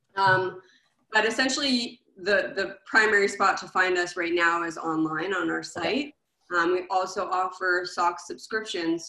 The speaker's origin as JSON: {"language": "English", "town": "Montreal", "region": "Quebec", "country": "Canada", "moved": "yes", "said": "I'm originally from Montreal"}